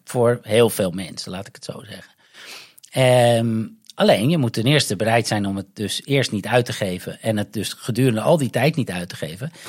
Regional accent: North Holland, Netherlands; moved away as an adult; also born or lived in Amsterdam / London; now in Goa, India; Ik kom uit Noord-Holland

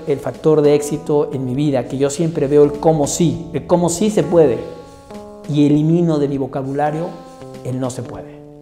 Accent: Mexico; moved away as an adult; also born or lived in United States / Brazil; soy mexicano y estuve en Estados Unidos y estuve en Brasil

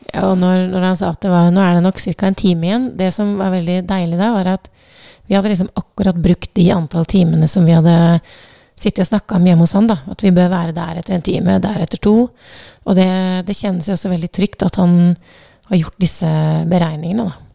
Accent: Southern Norway, Norway; som søring

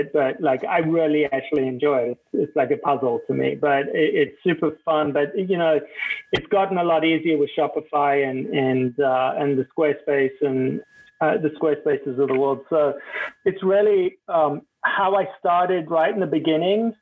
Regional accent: Cape Town, Western Cape, South Africa; I grew up in Cape Town, and the vast majority of my childhood memories are from being on a beach

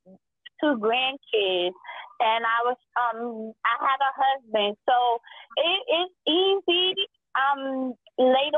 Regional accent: New York City, New York, United States; now in Upstate New York, United States; I'm from New York City originally, but I live upstate

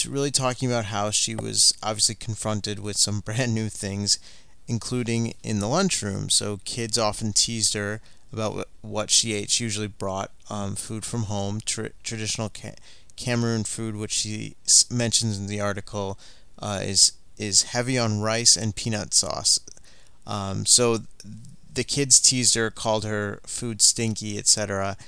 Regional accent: Michigan, United States; I grew up in Michigan in a school that was like 99% white

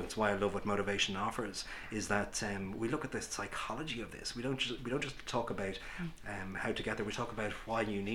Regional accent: Ireland; Many of us growing up in Ireland, going back 20, 30, 40 years

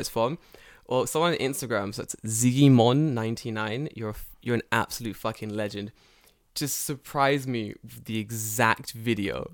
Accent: England, United Kingdom; moved away; also born or lived in Japan; I'm English.

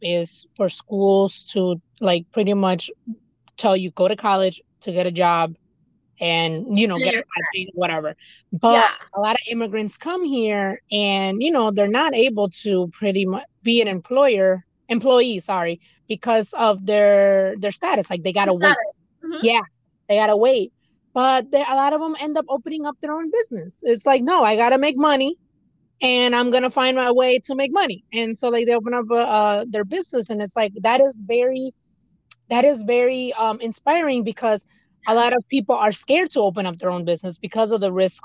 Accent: United States; first language Spanish; English is a second language; although I was born in the United States, my parents spoke to me in Spanish first

